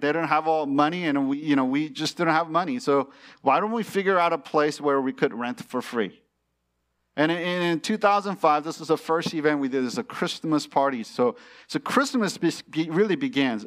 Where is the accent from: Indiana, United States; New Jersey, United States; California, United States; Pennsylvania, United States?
California, United States; born or raised there; moved away as an adult; also born or lived in China